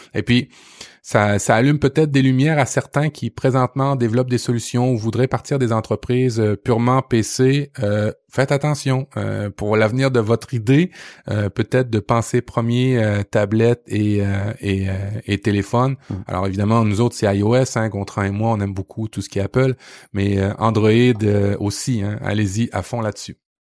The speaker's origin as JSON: {"language": "French", "region": "Quebec", "country": "Canada", "said": "chez nous au Québec"}